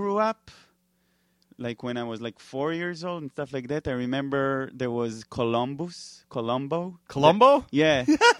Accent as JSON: {"language": "English", "region": "New York", "country": "United States", "said": "You know, we're like, we're from New York. We have everything."}